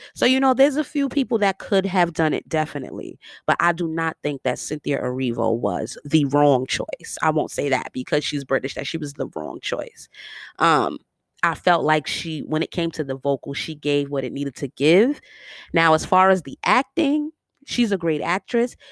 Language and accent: English; New York, United States; accent: New York; my New York accent comes all the way out